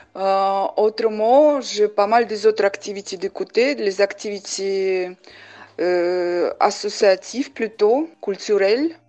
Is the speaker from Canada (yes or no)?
no; Samarkand, Samarqand Region, Uzbekistan; French is a second language; moved away as an adult; also born or lived in Normandy, France; now in Villedieu-les-Poêles, France; je suis née à Ouzbékistan, à Samarkand, la ville ancienne de Samarkand